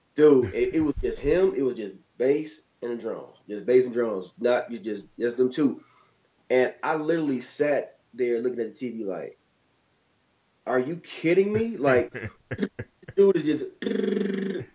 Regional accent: Detroit, Michigan, United States; growing up in Detroit

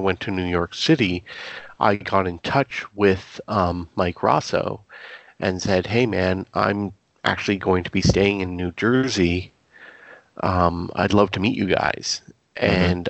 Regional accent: Canada; being a Canadian, B, military historian.

